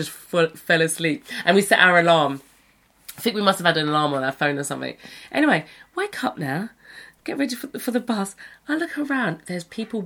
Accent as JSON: {"language": "English", "country": "United Kingdom", "tie": "born or raised there", "moved": "as an adult", "said": "as British kids"}